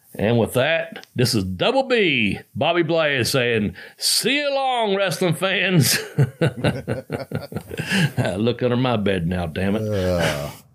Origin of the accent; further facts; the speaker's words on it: Ashland, Kentucky, United States; it's in my hometown